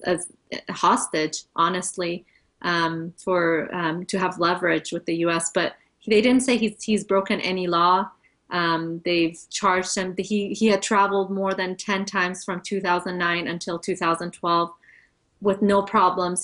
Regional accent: United States; also born or lived in Iran; grew up here

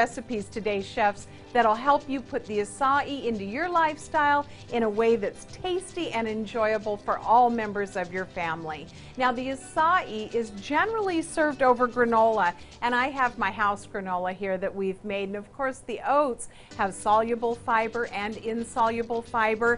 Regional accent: San Diego, California, United States; I've opened my own cafe here in San Diego, my hometown

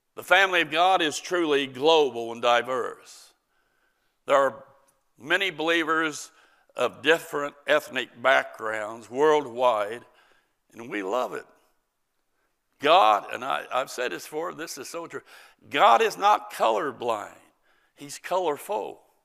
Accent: United States; As an American, tolerance, but as a Christian

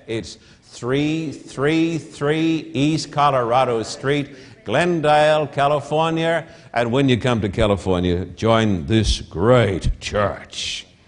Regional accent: Australia; now in United States; I'm an Australian

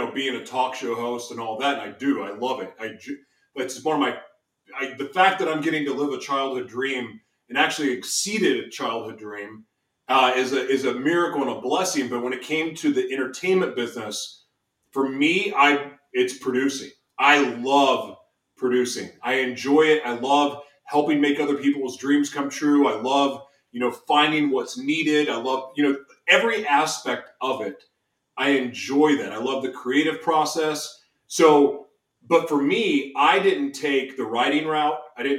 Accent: Oklahoma City, Oklahoma, United States; born there; now in Los Angeles, United States; So I was born in Oklahoma City. And even though LA is home to me, I was born in Oklahoma City.

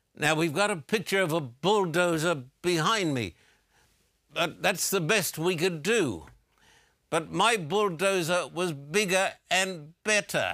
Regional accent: Brisbane, Queensland, Australia; when I was a teenager growing up in Brisbane, Australia

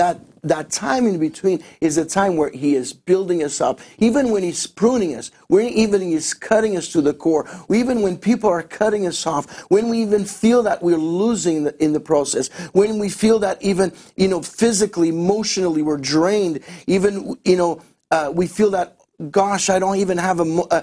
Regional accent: Azores, Portugal; moved away; also born or lived in Winnipeg, Canada; I was born in Portugal, in the Azores Islands, right in the middle of the Atlantic

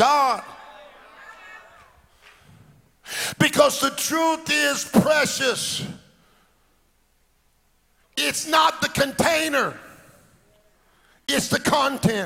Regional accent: Alabama, United States; moved away; I was born in Alabama, but my daddy always had churches in the inner city

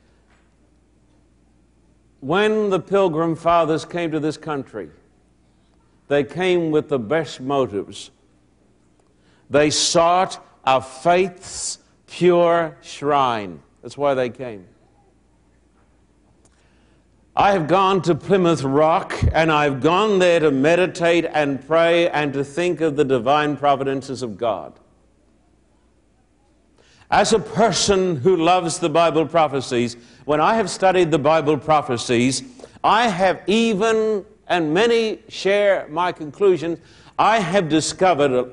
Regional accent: Australia; moved away as an adult; now in United States; I'm an Australian

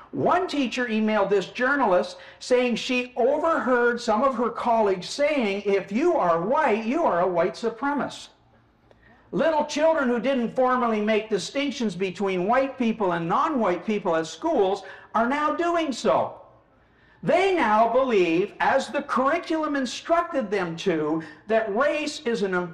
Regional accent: New Delhi, Delhi, India; born there; Well, I was born in New Delhi, India.

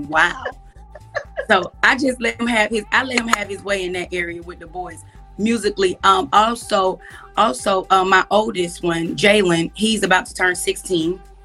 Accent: Atlanta, Georgia, United States; I grew up in Atlanta, Georgia

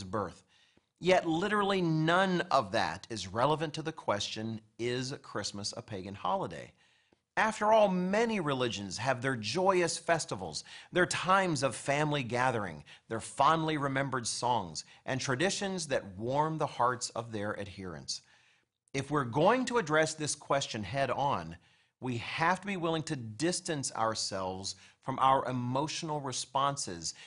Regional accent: United States; I, as an American

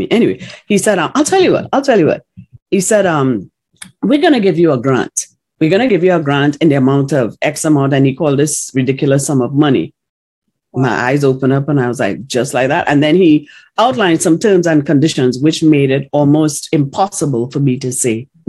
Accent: Ocala, Florida, United States; He said, because I'm from Ocala, Florida.

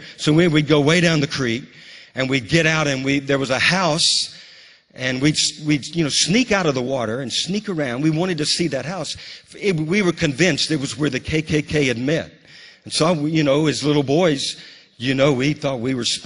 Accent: Bogalusa, Louisiana, United States; now in Moravian Falls, United States; my hometown in Bogalusa

